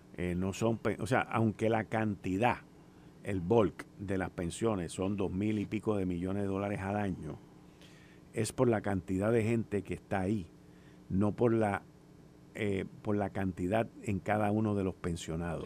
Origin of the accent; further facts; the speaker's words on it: Puerto Rico; somos ciudadanos americanos